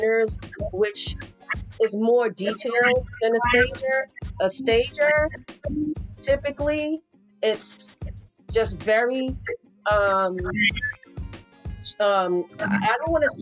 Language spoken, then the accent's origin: English; Boston, Massachusetts, United States; now in North Carolina, United States; I am from Boston